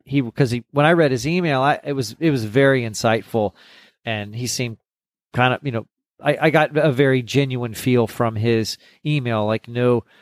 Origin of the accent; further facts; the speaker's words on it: Corpus Christi, Texas, United States; And I was like, well, I'm from Corpus, the South, you know, the San Antonio, Austin, Houston, all those shows.